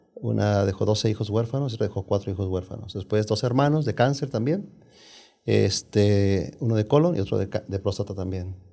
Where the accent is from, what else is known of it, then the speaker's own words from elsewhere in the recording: Jalisco, Mexico; now in United States; vengo, soy de Jalisco, México, eh, de un pueblo de Jalisco, México, una familia muy numerosa